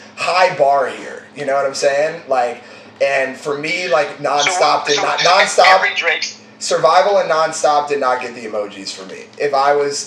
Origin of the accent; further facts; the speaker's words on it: Oakland, California, United States; I'm from Oakland